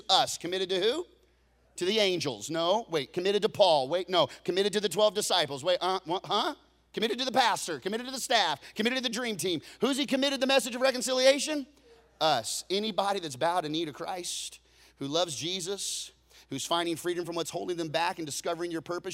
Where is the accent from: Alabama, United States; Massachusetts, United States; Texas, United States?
Texas, United States